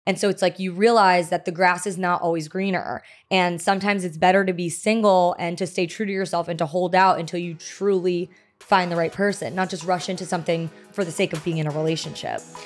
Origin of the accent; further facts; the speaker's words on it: New Jersey, United States; also born or lived in Maryland; now in New York City, United States; I'm was born in Maryland um but grew up in Jersey. Okay. So I'm a Jersey girl